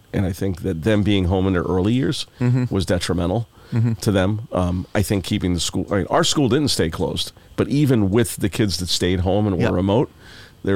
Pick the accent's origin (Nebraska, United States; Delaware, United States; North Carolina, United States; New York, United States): Delaware, United States; also born or lived in California; now in Massachusetts, United States; growing up in Delaware, my house uniquely had its own well